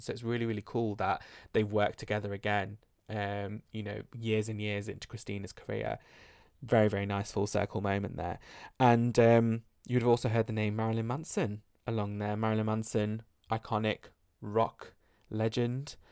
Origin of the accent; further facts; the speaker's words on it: United Kingdom; accent: British; my British accent